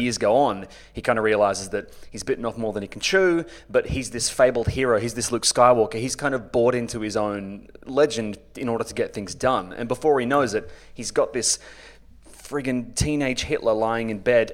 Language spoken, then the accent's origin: English; Australia; I'm an Australian author, broadcaster